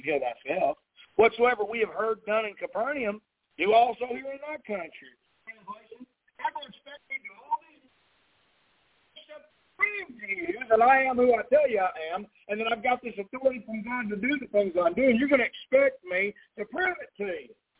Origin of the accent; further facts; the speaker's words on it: Texas, United States; moved away; here in my hometown